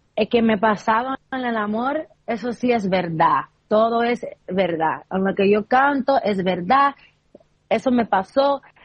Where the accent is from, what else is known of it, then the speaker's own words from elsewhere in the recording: New York, United States; soy de Nueva York